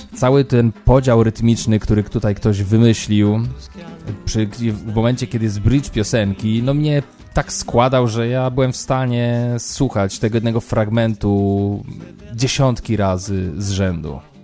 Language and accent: Polish; Poland; moved away as an adult; also born or lived in London; Ja tam przyjechałem taki obdartuch, kurczę, z Polski